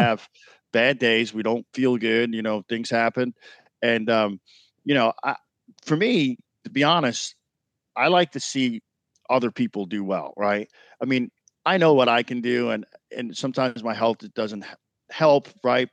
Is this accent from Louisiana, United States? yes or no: no; New York, United States; moved away; New York was special because I grew up in New York